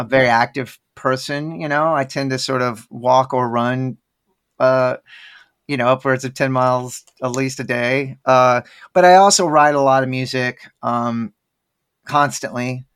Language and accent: English; Dallas, Texas, United States; now in Austin, United States; I'm from Dallas, where there's, oddly enough, a huge Indian population